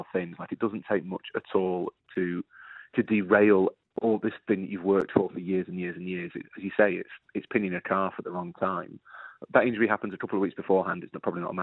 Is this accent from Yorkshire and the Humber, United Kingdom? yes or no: yes; Yorkshire and the Humber, United Kingdom; an Englishman, Dan, and a Yorkshireman